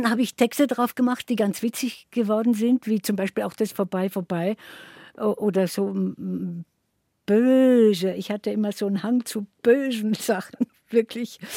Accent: Dröschitz, Carinthia, Austria; wieder in diesem Dorf, wo ich also als, äh, dann als größeres Kind, aber auch noch richtiges Kind aufgewachsen bin bei der Oma in Dröschitz.

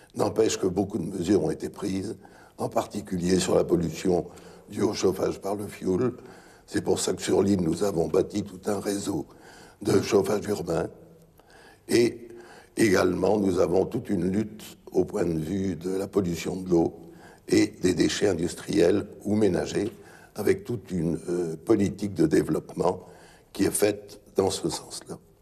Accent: Lille, Hauts-de-France, France; je suis un Lillois d'origine et j'étais commerçant lillois

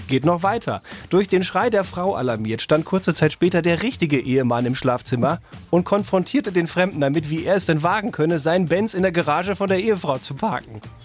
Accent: Dortmund, North Rhine-Westphalia, Germany; moved away; Da habe ich noch zu Hause äh, in, äh, in Dortmund, in meiner Heimat gewohnt, in der Innenstadt

